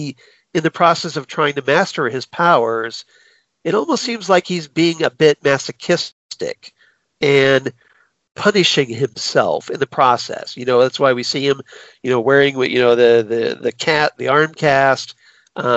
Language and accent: English; Ohio, United States; I'm from Ohio. We're only one state away.